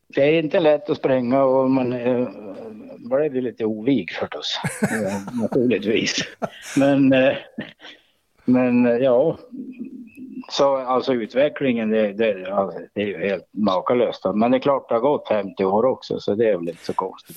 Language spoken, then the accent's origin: Swedish; Jämtland, Sweden; Jag är ju, jag är ju född i Jämtland, uppvuxen i Jämtland